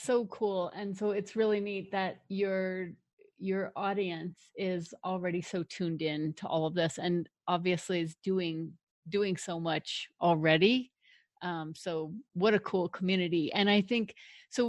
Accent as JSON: {"language": "English", "town": "Denver", "region": "Colorado", "country": "United States", "tie": "born or raised there", "also_born_or_lived": "Longmont, Colorado", "said": "I grew up in Denver, one of a really big, huge family"}